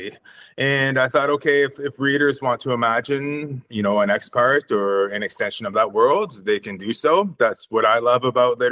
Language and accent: English; Wasauksing First Nation, Georgian Bay, Ontario, Canada; now in Sudbury, Canada; I'm originally from Wasauksing First Nation on Georgian Bay.